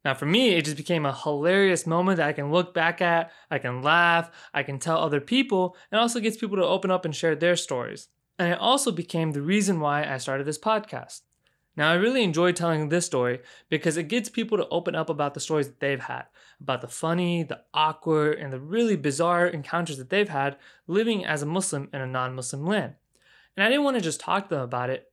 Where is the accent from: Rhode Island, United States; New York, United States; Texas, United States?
Texas, United States; Houston; moved away as an adult; now in Chicago, United States; I was born and raised in Houston, Texas